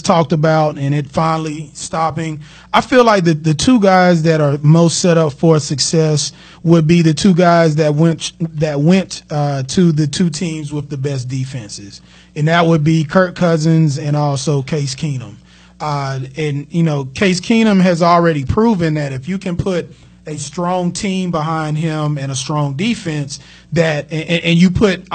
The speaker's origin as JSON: {"language": "English", "town": "Charlotte", "region": "North Carolina", "country": "United States", "said": "I'm from Charlotte, but I have the Missouri attitude."}